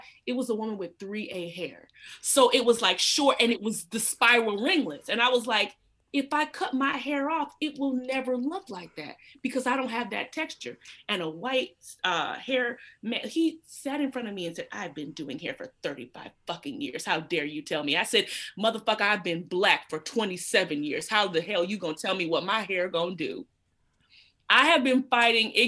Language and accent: English; Atlanta, Georgia, United States; I grew up in Georgia, and my family's from South Carolina.